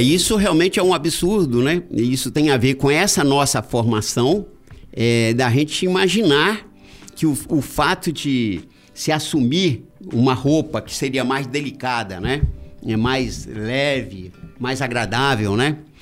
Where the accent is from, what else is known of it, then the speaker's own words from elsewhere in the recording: Guaçuí, Espírito Santo, Brazil; eu sou de Guaçuí